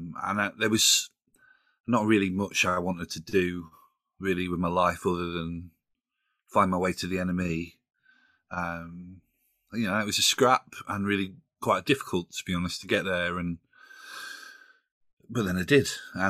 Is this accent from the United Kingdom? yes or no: yes; Doncaster, Yorkshire and the Humber, United Kingdom; also born or lived in Sunderland; I grew up in Doncaster in South Yorkshire. Went to a comprehensive school in a little village called Armthorpe, which is where home is. Went to university in Sunderland.